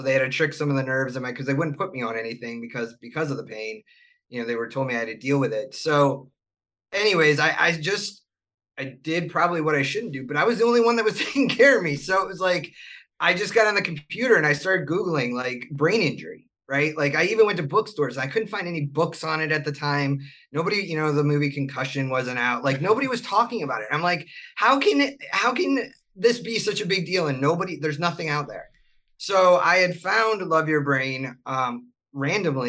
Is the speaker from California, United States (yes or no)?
no; Buffalo, New York, United States; moved away; also born or lived in Charlotte; I grew up in Buffalo.